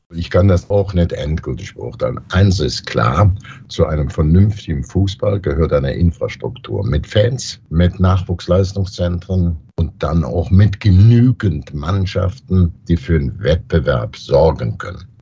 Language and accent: German; Brühl-Heide, North Rhine-Westphalia, Germany; als kleiner Junge in Brühlheide, Grohlberg, da wohnte ich direkt 300, 400 Meter von einem 300, 400 Meter großen Bagger weg